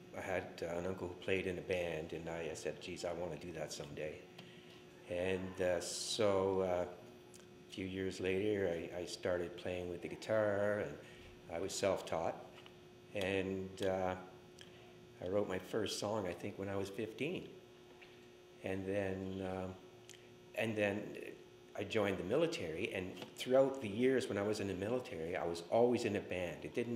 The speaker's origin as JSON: {"language": "English", "town": "Timmins", "region": "Ontario", "country": "Canada", "tie": "born or raised there", "moved": "yes", "said": "my hometown in Timmins"}